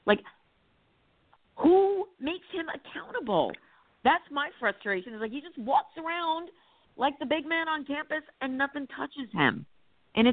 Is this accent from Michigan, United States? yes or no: no; New Jersey, United States; I grew up in Jersey in the 70s and 80s